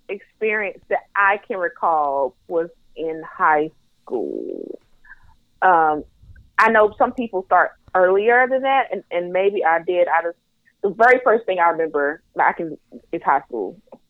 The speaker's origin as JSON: {"language": "English", "region": "the South", "country": "United States", "said": "But, again, I am from the Bible Belt South, and I don't ever remember someone telling me that touching myself was okay."}